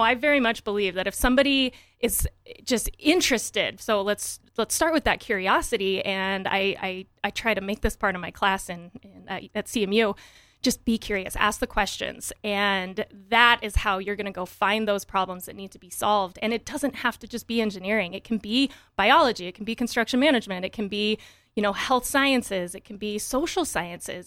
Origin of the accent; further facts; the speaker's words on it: Wyoming, United States; moved away as an adult; also born or lived in Michigan / Colorado / Portland, Oregon; I grew up in Wyoming, very tiny town.